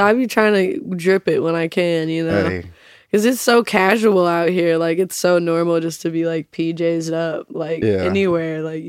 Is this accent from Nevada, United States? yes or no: yes; Las Vegas, Nevada, United States; also born or lived in Arizona / Salt Lake City, Utah; I grew up partially in Vegas, like kind of elementary school like uh-huh. ages. And then uh-huh. I lived in Arizona. I lived in back in Salt Lake.